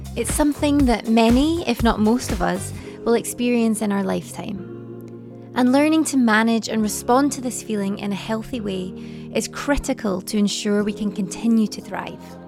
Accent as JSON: {"language": "English", "region": "Scotland", "country": "United Kingdom", "moved": "yes", "lives_now": "Paris, France", "said": "I'm, I'm from Scotland originally, um, and now live, um, based in Paris at the moment"}